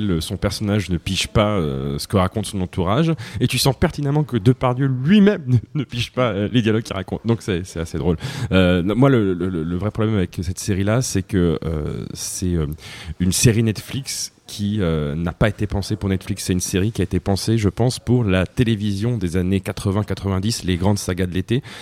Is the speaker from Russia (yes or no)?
yes; Russia; Je suis euh, russe, je suis russe.